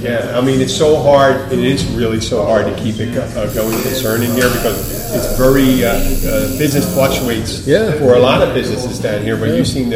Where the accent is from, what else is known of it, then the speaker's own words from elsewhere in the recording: Philadelphia, Pennsylvania, United States; I'm from Philadelphia.